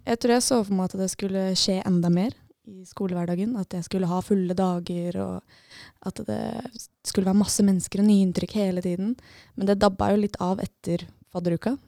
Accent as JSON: {"language": "Norwegian", "town": "Lillestrøm", "region": "Akershus", "country": "Norway", "moved": "as an adult", "lives_now": "Bodø, Norway", "said": "Jeg er fra Lillestrøm. Eller fra Skedsmokorset rett ved Lillestrøm"}